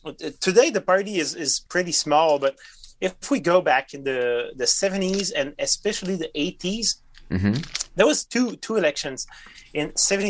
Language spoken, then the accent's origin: English; Quebec City, Quebec, Canada; English is a second language; moved away as an adult; also born or lived in Sherbrooke; now in Rimouski, Canada; I don't come from here. I come from Quebec City.